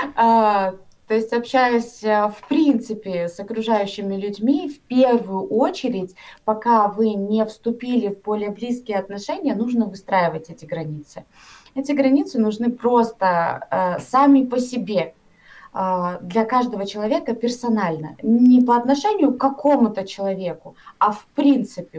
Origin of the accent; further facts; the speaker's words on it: Karaganda, Karaganda Region, Kazakhstan; Я вообще сама из Казахстана, из города Караганды.